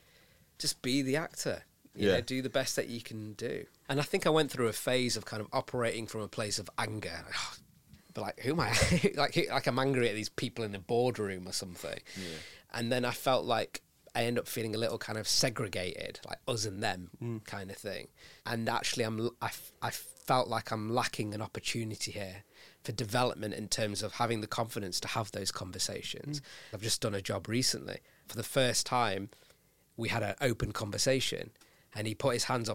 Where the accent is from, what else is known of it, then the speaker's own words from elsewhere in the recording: United Kingdom; I was born here and I'm British South Asian and I'm proud of it.